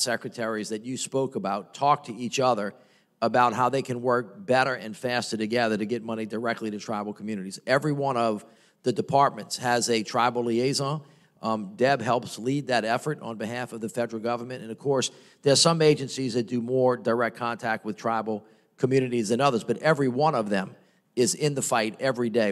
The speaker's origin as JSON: {"language": "English", "town": "New Orleans", "region": "Louisiana", "country": "United States", "said": "I was from New Orleans"}